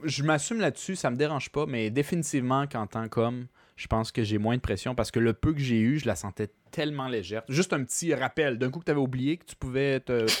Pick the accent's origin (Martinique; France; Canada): Canada; Quebec